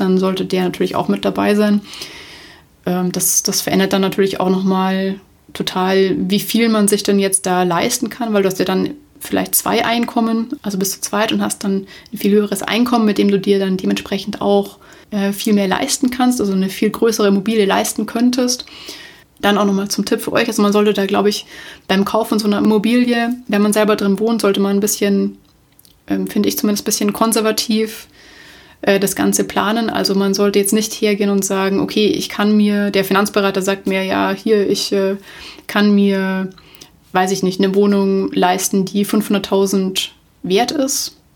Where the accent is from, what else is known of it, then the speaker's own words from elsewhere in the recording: Munich, Bavaria, Germany; Ich komme aus München. München ist meine Heimatstadt.